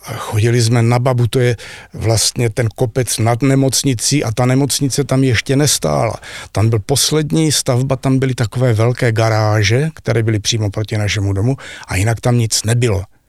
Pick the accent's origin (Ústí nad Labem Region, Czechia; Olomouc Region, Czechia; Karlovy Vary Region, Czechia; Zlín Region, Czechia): Zlín Region, Czechia; Zlín; moved away as an adult; also born or lived in Austria; já jsem rodilý Zlíňák